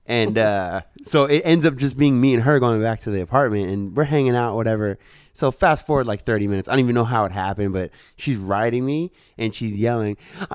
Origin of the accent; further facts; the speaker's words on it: San Francisco, California, United States; there's one in the park from when I was a kid from Golgate Park